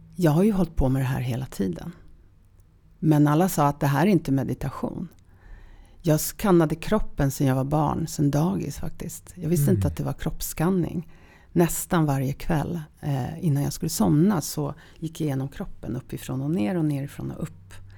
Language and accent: Swedish; Sopot, Pomeranian Voivodeship, Poland; now in Sweden; Jag föddes i Polen. Um, sist, slutet precis på 60-talet. Och i en stad som heter Sopot